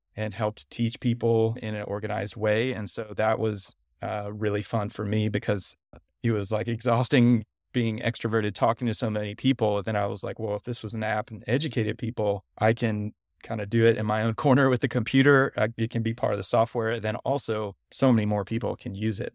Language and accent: English; Nashville, Tennessee, United States; also born or lived in Cincinnati, Ohio; I grew up born in Cincinnati, but moved to Nashville, Tennessee when I was little and grew up in the South